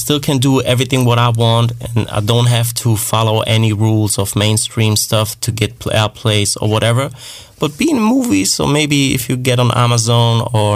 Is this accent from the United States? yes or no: no; Germany; I'm from Germany